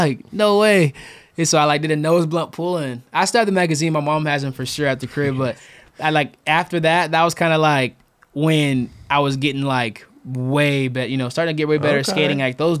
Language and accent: English; Glendale, Arizona, United States; born there; also born or lived in Macon, Georgia / Tucson / Phoenix; Yeah, so I was born in Glendale, Arizona.